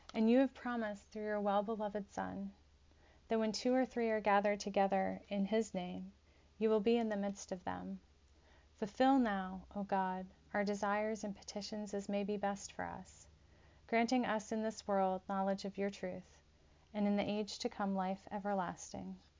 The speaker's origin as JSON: {"language": "English", "country": "United States"}